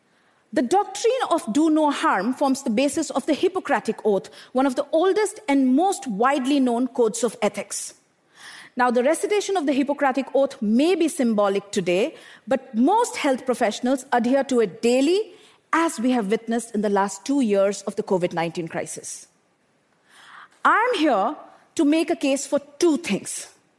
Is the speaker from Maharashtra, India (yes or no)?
no; Bokaro Steel City, Jharkhand, India; I grew up in Bokaro Steel City in eastern India, an industrial township surrounded by power plants and steel smelters.